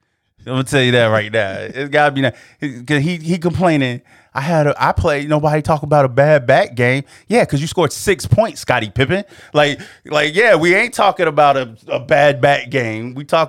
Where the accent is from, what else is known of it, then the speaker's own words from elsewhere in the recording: North Carolina, United States; we're from North Carolina and my grandparents, so they were Tar Heel fans